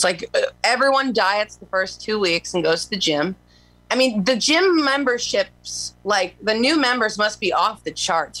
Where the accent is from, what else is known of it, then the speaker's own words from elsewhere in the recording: Waterloo, Iowa, United States; moved away; I'm from Waterloo Cedar Falls area.